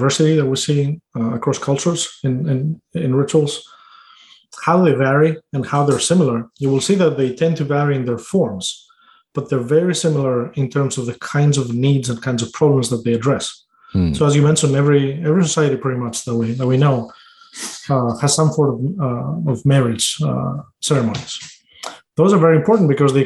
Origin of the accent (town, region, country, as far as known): Greece; moved away